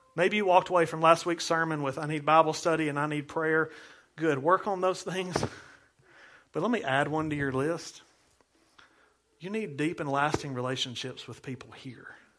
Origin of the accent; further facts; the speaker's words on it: United States; as an American